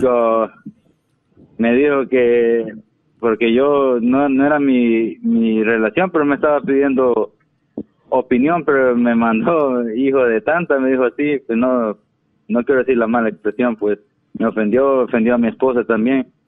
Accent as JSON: {"language": "Spanish", "region": "Ahuachapán", "country": "El Salvador", "said": "yo soy de, El Salvador"}